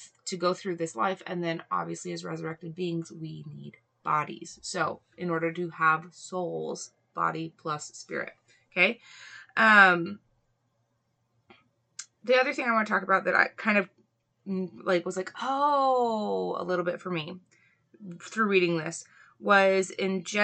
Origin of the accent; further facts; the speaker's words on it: Hawaii, United States; I grew up in Hawaii